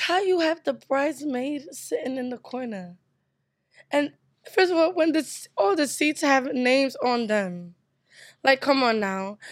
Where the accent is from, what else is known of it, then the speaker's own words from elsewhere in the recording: United States; also born or lived in Nigeria / Brooklyn; I was born in America.